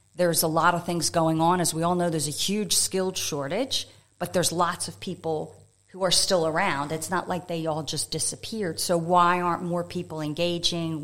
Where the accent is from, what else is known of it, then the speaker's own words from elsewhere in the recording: United States; moved away as an adult; also born or lived in France / Thailand / Japan / Melbourne; now in Adelaide, Australia; you can tell by my accent, I'm originally from the U.S.